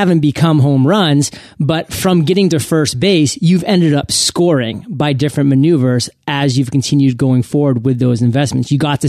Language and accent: English; New England, United States; I'm a Red Sox fan, born and raised in New England.